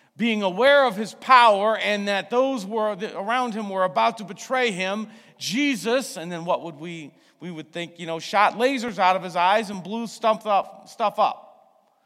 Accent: United States; I'm also an American

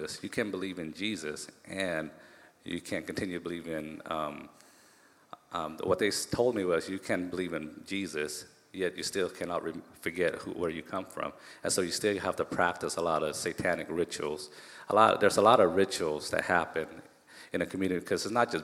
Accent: Tacoma, Washington, United States; also born or lived in Cambodia / Thailand; growing up in Hilltop, Tacoma

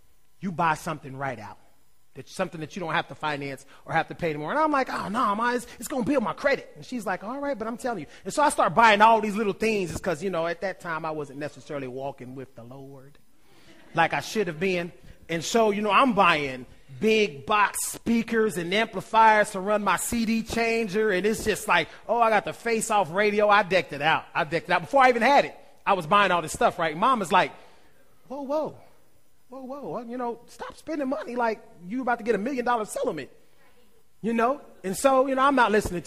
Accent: Ohio, United States; I'm from Ohio

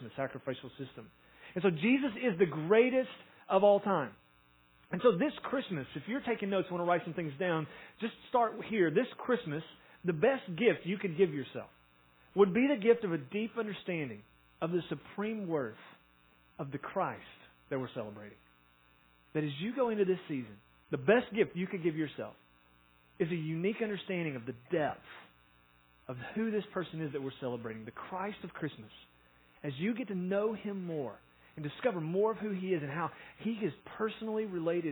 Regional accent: Tennessee, United States; we're from Tennessee

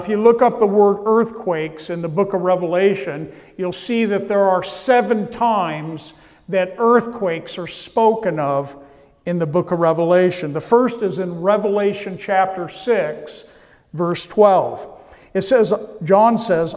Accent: California, United States; I come from California

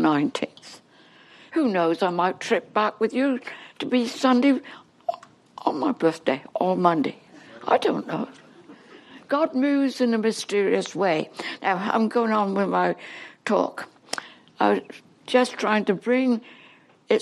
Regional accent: England, United Kingdom; accent: English; moved away as an adult; now in Canada; Now, I'm English. I can't talk Canadian yet. I never will. No, they're really English, but I'm like born and bred in England, and I just can't get rid of my English talk.

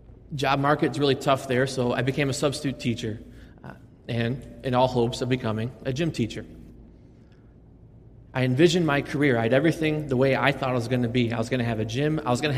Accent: Buffalo, New York, United States; now in Las Vegas, United States; I'm actually from a city called Buffalo, New York.

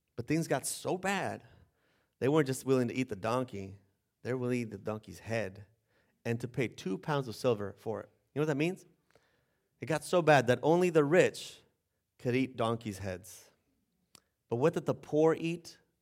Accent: Bolivia; now in United States; I'm from Bolivia.

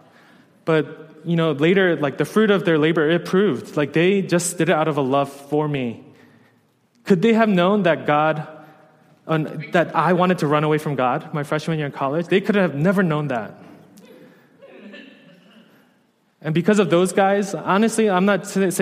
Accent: New York, United States; moved away as an adult; I was a New Yorker

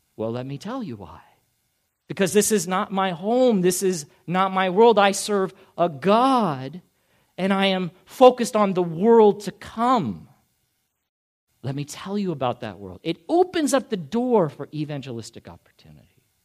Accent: United States; as an American living here in this country

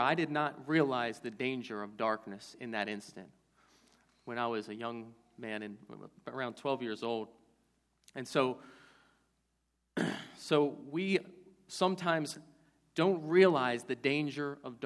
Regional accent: Baltimore, Maryland, United States; When I was a kid, growing up in Baltimore

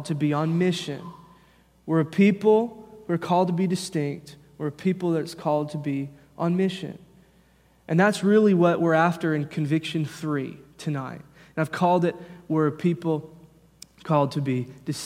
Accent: United States; I was born in America. I am an American citizen

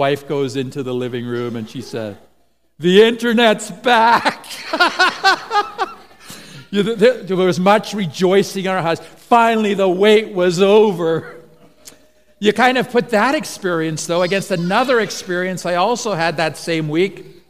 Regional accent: Eswatini; now in Canada; then my parents went on to be missionaries in Swaziland, and so I grew up in Swaziland, and then eventually they emigrated to Canada, and so that's why we find ourselves here.

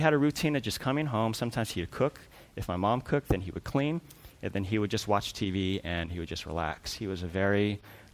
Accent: Culver City, California, United States; I grew up in Culver City.

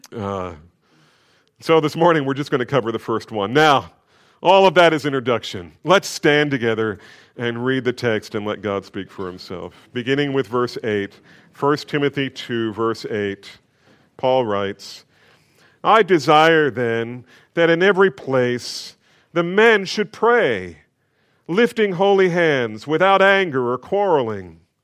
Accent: New Jersey, United States; I grew up in New Jersey.

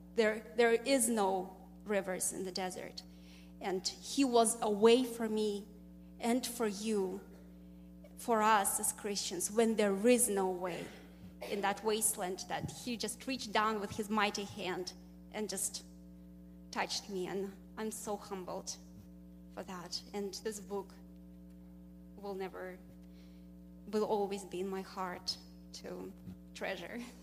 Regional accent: Russia; moved away as an adult; I'm from Russia, and uh, interestingly, I grew up in a country, I was born in a country that doesn't exist anymore, Soviet Union.

